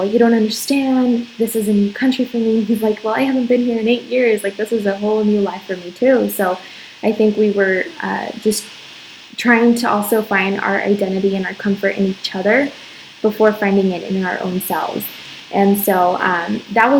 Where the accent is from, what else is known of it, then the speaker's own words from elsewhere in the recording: Arizona, United States; moved away as an adult; now in Dominican Republic; I'm from Arizona, and I met my husband in Arizona